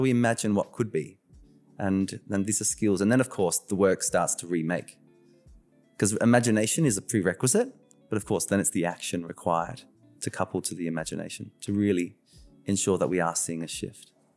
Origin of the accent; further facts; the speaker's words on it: Australia; I was born in Australia, the first in my family.